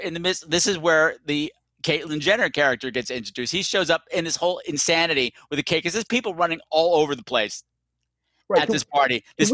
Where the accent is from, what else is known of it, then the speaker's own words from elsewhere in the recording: Long Island, New York, United States; I grew up on Long Island, and if you grew up on Long Island, you're automatically Jewish, Irish, and Italian just from the air. So you pick up things from all the culture. And I'm like Italian and Jewish.